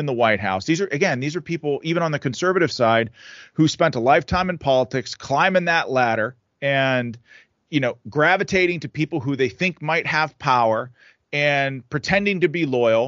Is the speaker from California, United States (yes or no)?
no; Pittsburgh, Pennsylvania, United States; This is Pennsylvania's my home. I'm fourth generation Western Pennsylvania. I'm a Pittsburgh guy